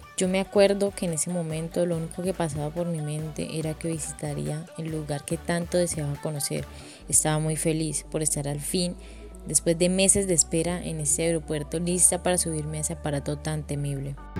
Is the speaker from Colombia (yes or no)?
yes; Cali, Valle del Cauca, Colombia; accent: caleño; moved away; es mi acento caleño